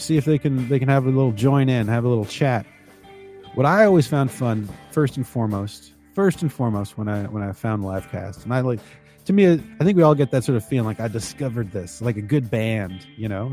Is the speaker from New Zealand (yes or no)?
no; Canada; I'm Canadian